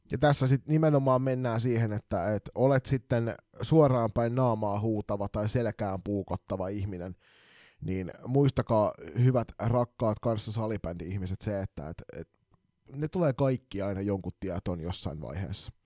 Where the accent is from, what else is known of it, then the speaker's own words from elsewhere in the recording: Kotka, Kymenlaakso, Finland; now in Turku, Finland; mun rakkaassa kotikaupungissani Kotkassa